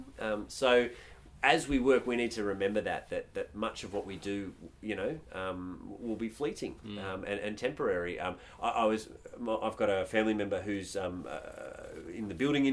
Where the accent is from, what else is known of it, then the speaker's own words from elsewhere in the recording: Australia; we as Australians